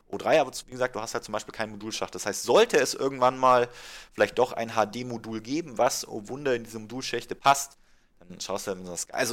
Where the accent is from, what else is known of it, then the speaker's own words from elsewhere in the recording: Munich, Bavaria, Germany; Und was natürlich für uns als Münchner ganz, ganz spannend wird